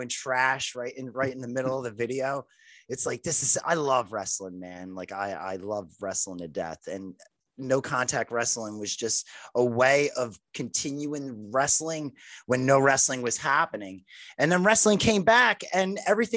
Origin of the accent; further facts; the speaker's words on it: Philadelphia, Pennsylvania, United States; I'm from South Philadelphia. So I lived a couple blocks from the ECW during the 90s. And I was in my teenage years during that time period